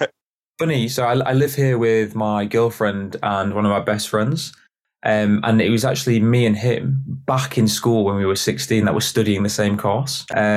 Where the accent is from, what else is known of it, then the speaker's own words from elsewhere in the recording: York, Yorkshire and the Humber, United Kingdom; I'm from York.